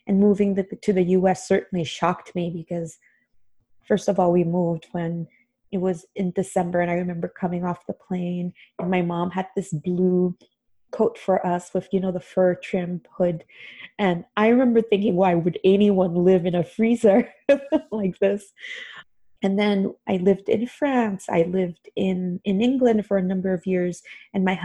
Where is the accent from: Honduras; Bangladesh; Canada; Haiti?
Haiti; now in United States; I grew up in Haiti.